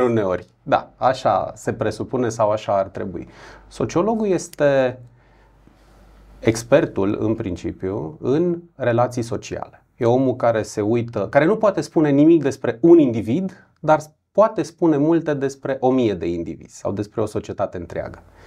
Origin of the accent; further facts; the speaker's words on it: Brașov, Brașov County, Romania; also born or lived in Buzău; Sunt brașovean, trecut vreo patru ani prin Buzău